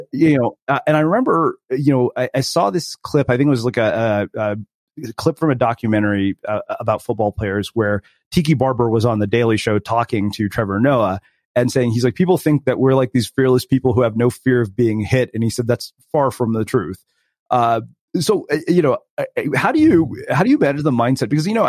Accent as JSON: {"language": "English", "country": "India", "said": "Keep in mind, I'm Indian, so I wasn't genetically predisposed for anything like this."}